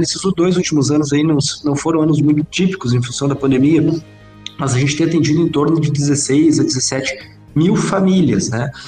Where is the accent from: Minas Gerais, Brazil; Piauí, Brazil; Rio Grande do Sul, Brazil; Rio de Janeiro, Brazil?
Rio Grande do Sul, Brazil; Itaqui; moved away as an adult; now in Santa Maria, Brazil; eu estava acostumado sempre a morar, sempre morei em Itaqui, cidade pequena do interior